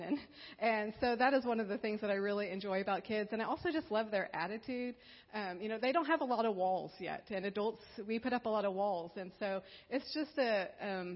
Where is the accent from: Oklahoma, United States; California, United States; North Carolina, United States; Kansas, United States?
Kansas, United States; Minneapolis; I grew up in Minneapolis, Kansas.